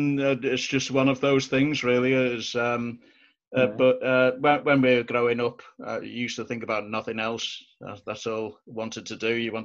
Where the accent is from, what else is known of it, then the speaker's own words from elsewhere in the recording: Bootle, North West England, United Kingdom; I grew up in Bootle, which is, as I say, just over a mile from there. I still actually park in Bootle to go and watch the match these days.